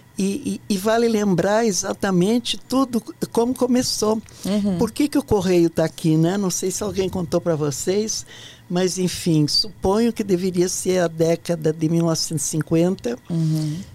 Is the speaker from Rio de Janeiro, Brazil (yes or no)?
no; Ijuí, Rio Grande do Sul, Brazil; moved away as an adult; also born or lived in Porto Alegre; now in Brasília, Brazil